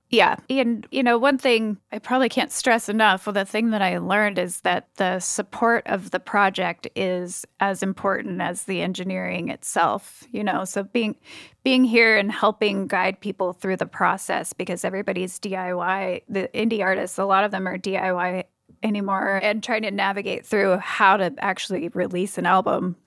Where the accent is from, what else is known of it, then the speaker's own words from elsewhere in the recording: Cambria, California, United States; moved away as an adult; also born or lived in Los Osos, California; now in Seattle, United States; I grew up in a even smaller town called Cambria